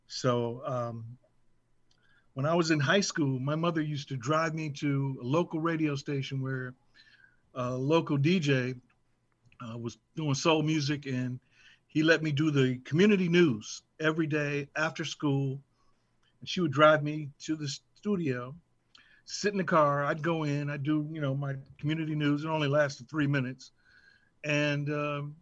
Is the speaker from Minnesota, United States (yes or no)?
yes; Minneapolis, Minnesota, United States; moved away; also born or lived in Los Angeles; I grew up in a city, in a community, in a neighborhood that all the people around me were into music. I'm originally from Minneapolis, Minnesota. I lived on the north side of Minneapolis